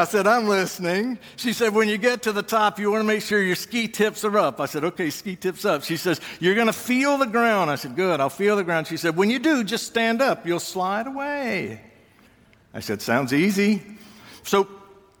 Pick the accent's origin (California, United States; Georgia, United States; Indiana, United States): Georgia, United States; moved away; I grew up in Georgia